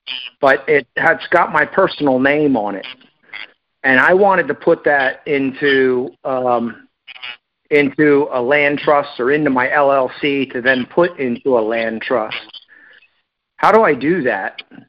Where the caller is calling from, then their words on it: Winter Haven, Florida, United States; Florida, Winter Haven, Florida.